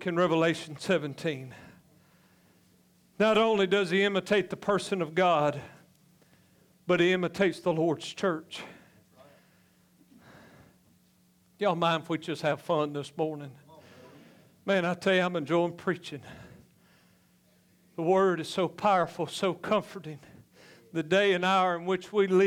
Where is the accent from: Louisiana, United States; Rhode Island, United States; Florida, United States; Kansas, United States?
Louisiana, United States; I'm just from Louisiana